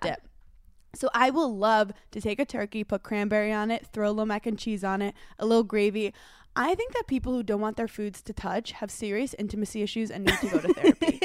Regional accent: Brooklyn, New York, United States; growing up in Brooklyn, New York

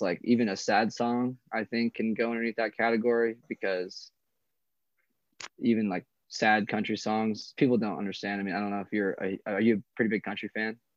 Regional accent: Coeur d'Alene, Idaho, United States; I'm born and raised here in a town called Coeur d'Alene

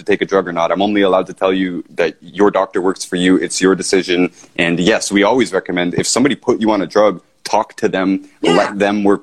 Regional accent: Canada; in Canada, I'm from Canada

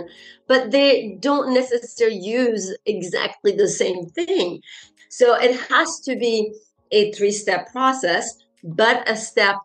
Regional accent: France; first language French; English is a second language; now in Netherlands; I'm French and my mother tongue is, of course, French.

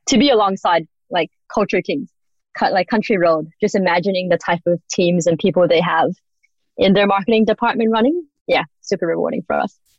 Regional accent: Australia; also born or lived in United States; I grew up in Australia. I lived in America

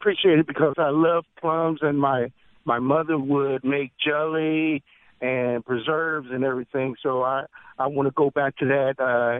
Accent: Midwest, United States; now in Biloxi, United States; I'm originally from the Midwest, and I grew up enjoying plums.

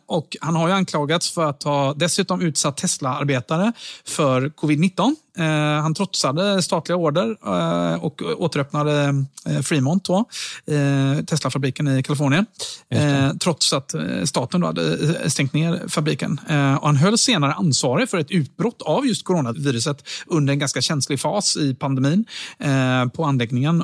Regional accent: Sweden; jag då som svensk

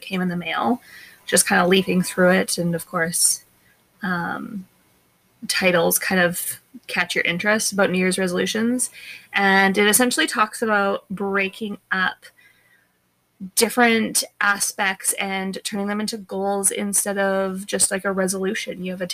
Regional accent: Alberta, Canada; moved away as an adult; we grew up as Alberta kids going skating and tubing and tobogganing

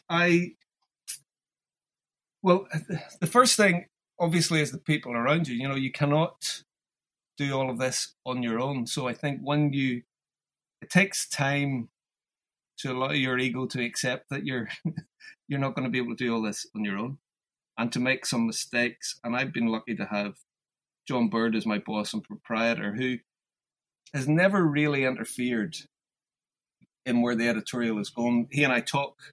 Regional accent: Ireland; moved away as an adult; also born or lived in London / Glasgow; being Irish

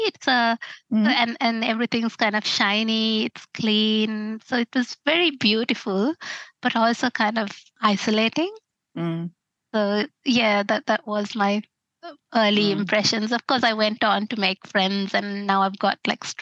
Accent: Sri Lanka; moved away as an adult; now in Australia

